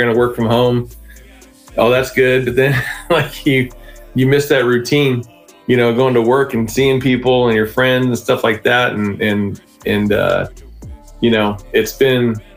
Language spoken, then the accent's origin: English; Sanger, California, United States; basically born and raised in Sanger